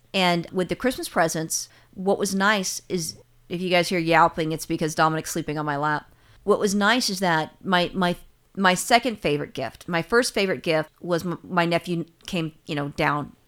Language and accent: English; California, United States; I'm a Californian